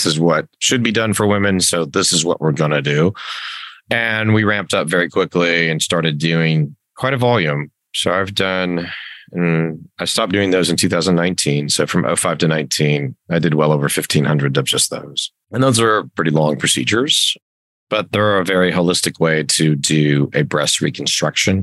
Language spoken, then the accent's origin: English; Las Vegas, Nevada, United States; born and raised in Las Vegas, and did my medical school between Reno and Las Vegas